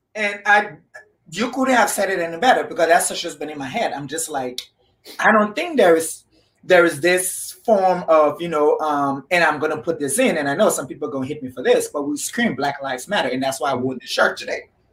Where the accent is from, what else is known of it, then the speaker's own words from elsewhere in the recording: Liberia; I am from Liberia, West Africa.